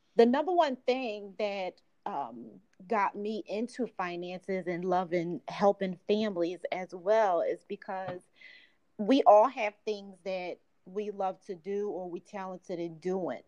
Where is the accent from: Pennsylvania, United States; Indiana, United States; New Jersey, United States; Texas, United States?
Pennsylvania, United States; Philadelphia; I'm from Philadelphia, grew up in South Philly.